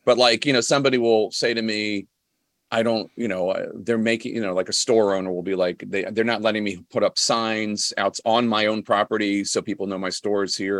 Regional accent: Philadelphia, Pennsylvania, United States; I grew up in Philly

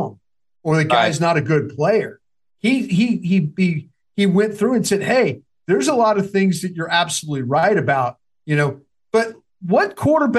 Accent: Dallas, Texas, United States; moved away; also born or lived in Philadelphia

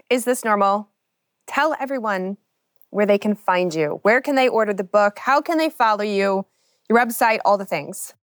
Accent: Kentucky, United States; I grew up in Kentucky

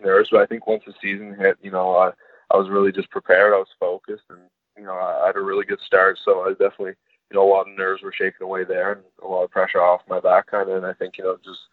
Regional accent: just outside Montreal, Quebec, Canada; From just outside Montreal, Quebec. I was born there and raised there my whole life

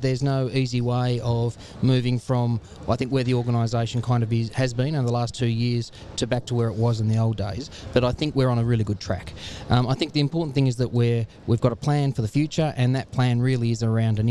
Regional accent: Tasmania, Australia; moved away as an adult; also born or lived in Northern Territory / Queensland; I'm really thankful to be able to give back something back to my home state

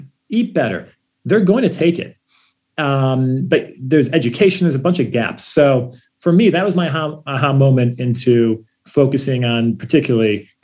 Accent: Ohio, United States; we grew up in Ohio

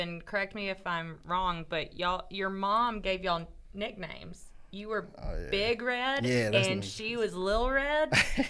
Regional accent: Chickamauga, Georgia, United States; Yeah, I'm over here from Chickamauga.

